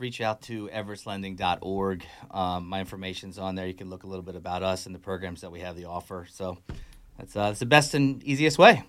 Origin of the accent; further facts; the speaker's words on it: Delaware County, Pennsylvania, United States; I'm from Delco.